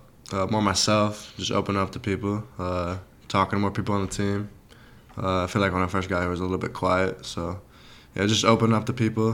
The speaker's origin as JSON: {"language": "English", "town": "Glastonbury", "region": "Connecticut", "country": "United States", "moved": "yes", "lives_now": "Miami, United States", "said": "From Glastonbury, Connecticut."}